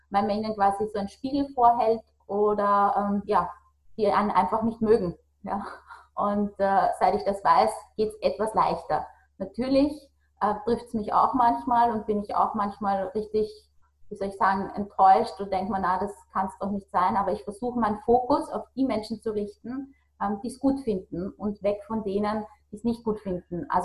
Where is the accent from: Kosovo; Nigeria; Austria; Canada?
Austria; bei uns in Österreich sagt man, diese, äh, dieses Getratsche